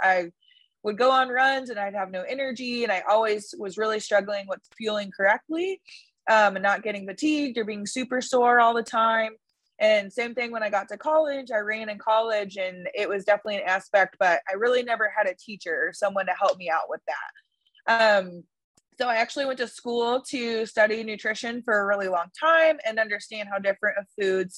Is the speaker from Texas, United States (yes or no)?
yes; San Angelo, Texas, United States; now in Lubbock, United States; I live in Lubbock, Texas right now. I'm originally from San Angelo, Texas, which is essentially west